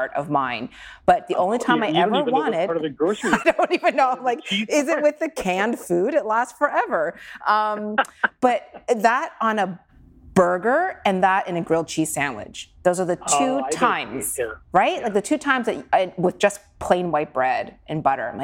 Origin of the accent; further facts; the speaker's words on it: Halifax, Nova Scotia, Canada; I grew up in Halifax.